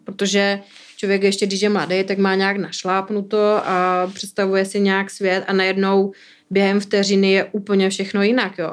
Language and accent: Czech; Bruntál, Moravian-Silesian Region, Czechia; moved away as an adult; now in Prague, Czech Republic; jsem z Bruntálu